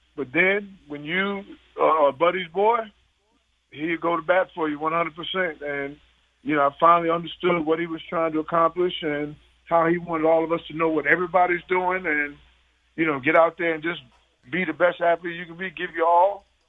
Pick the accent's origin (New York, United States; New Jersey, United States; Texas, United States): New York, United States; New York City; moved away; I'm a guy from New York City, Brooklyn